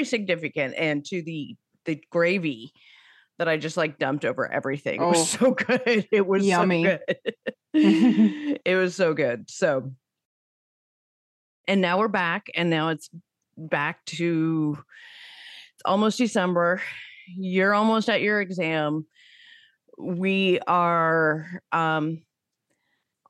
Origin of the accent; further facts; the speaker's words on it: San Francisco Bay Area, California, United States; grew up in the San Francisco Bay Area in the, you know, 80s and 90s